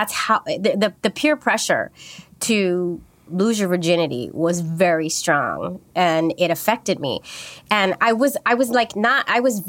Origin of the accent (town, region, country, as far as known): San Francisco, California, United States; born or raised there